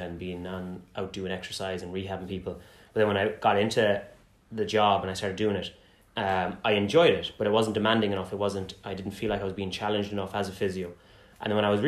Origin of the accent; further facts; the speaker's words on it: Galway, Connacht, Ireland; moved away as an adult; also born or lived in England; now in Limerick, Ireland; from Galway.